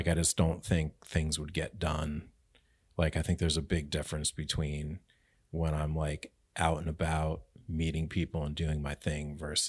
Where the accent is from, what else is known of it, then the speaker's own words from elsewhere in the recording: Connecticut, United States; now in Albany, United States; I grew up in Connecticut.